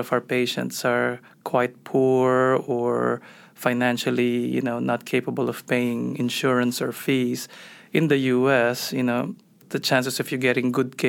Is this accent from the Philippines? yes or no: yes; Manila, Metro Manila, Philippines; moved away as an adult; also born or lived in New York / Philadelphia; now in United States; Yeah, so background-wise, I'm Filipino, so I grew up in Manila. Did my med school there and then left to do my psychiatry training in New York and Philadelphia